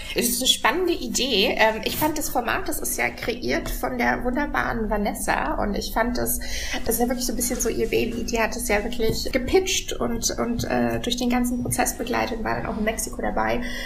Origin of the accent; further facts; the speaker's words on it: Regensburg, Bavaria, Germany; now in Berlin, Germany; ich komme aus Regensburg, also einer relativ ja. kleinen Stadt